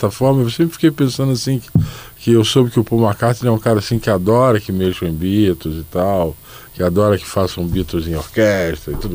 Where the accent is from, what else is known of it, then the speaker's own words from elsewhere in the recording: Rio de Janeiro, Brazil; now in São Paulo, Brazil; eu sou carioca, eu posso dizer, eu moro em São Paulo há muitos anos